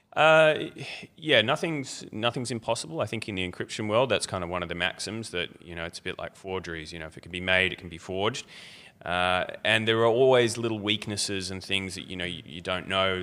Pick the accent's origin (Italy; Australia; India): Australia; Melbourne, Victoria; I'm, I'm from Melbourne mostly